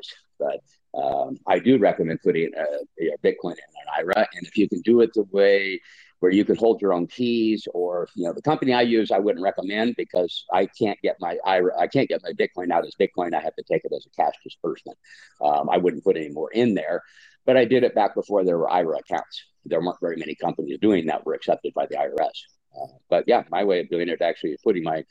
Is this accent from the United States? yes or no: yes; United States; moved away as an adult; also born or lived in California / Washington / Baja California Sur, Mexico; now in La Paz, Mexico; I grew up in California and Washington since I was a kid